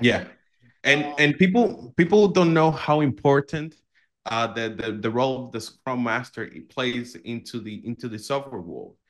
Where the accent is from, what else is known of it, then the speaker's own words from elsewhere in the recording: Dominican Republic; I come from the Dominican Republic